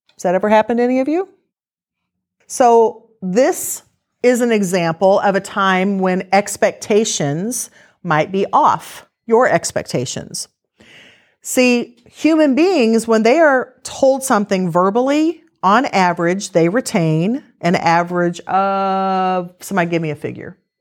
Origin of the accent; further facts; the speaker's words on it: Missouri, United States; we're from Missouri